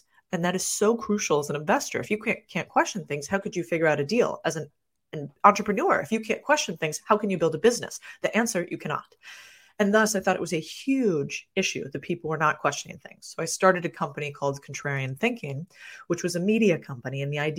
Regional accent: Phoenix, Arizona, United States; I grew up in Phoenix, Arizona.

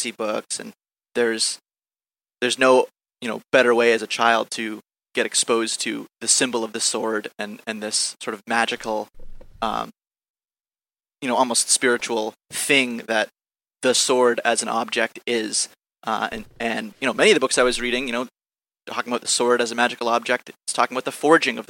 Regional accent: Topsfield, Massachusetts, United States; my hometown, Topsfield, Massachusetts

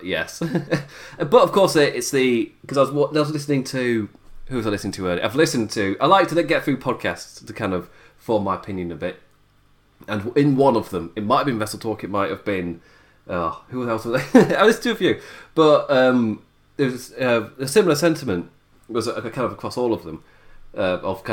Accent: United Kingdom; my UK shores

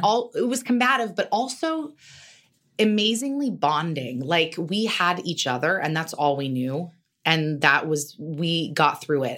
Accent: Carmel, California, United States; also born or lived in New York; now in Los Angeles, United States; I grew up in Carmel

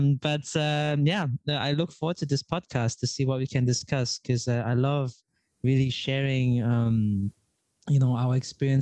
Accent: Germany; moved away as an adult; also born or lived in Vietnam / Australia / Netherlands; now in Prague, Czech Republic; I was born and raised in Germany, but my parents are Chinese

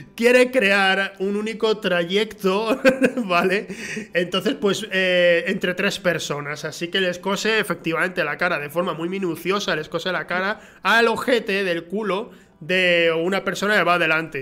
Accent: Huelva, Andalusia, Spain; aquí en Andalucía, o sea, yo soy de Huelva

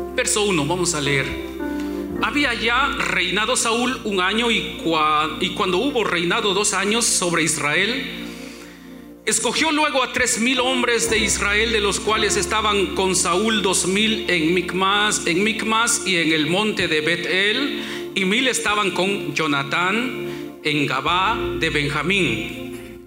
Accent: Guatemala; moved away; hermanas del grupo femenil de mi iglesia allá en mi pueblo en Guatemala yo tenía 18 años

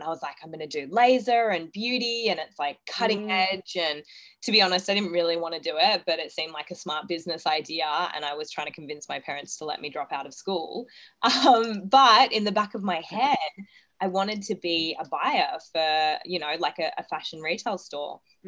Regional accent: Gold Coast, Queensland, Australia; also born or lived in Townsville; So I was born in Townsville. We moved to the Gold Coast when I was about two. I grew up with a pretty normal upbringing, I like to think.

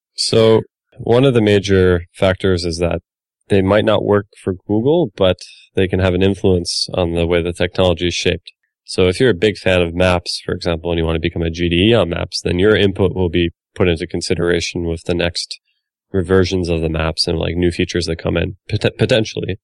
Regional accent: Finland; I'm from Finland

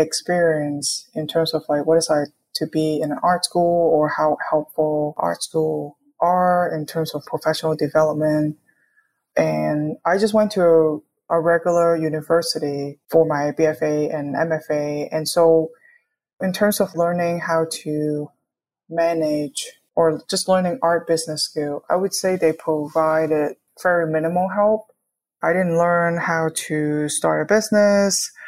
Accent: Hong Kong; moved away as an adult; also born or lived in New York, United States / Gainesville, Florida, United States; now in Kansas City, United States; I was born and raised in Hong Kong

